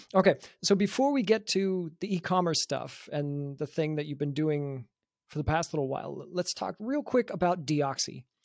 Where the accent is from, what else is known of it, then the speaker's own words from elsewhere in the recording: Canada; now in Munich, Germany; we're both from Canada